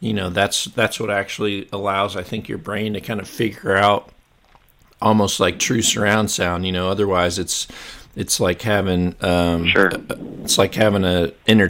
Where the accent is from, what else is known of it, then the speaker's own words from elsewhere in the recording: Mississippi Delta, United States; I grew up in the Mississippi Delta